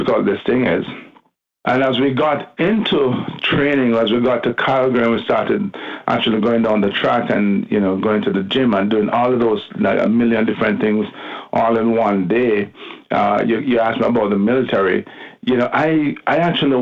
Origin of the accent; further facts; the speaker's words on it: Kingston, Jamaica; accent: Jamaican; Born and bred in Jamaica, Kingston